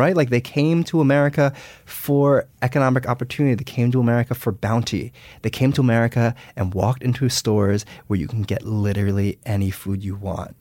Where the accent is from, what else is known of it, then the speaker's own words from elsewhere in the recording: United States; I was born and raised in the United States.